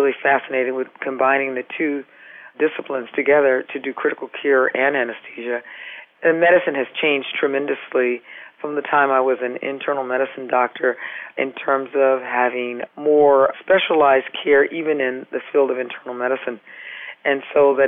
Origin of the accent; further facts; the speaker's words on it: California, United States; now in Massachusetts, United States; I'm from California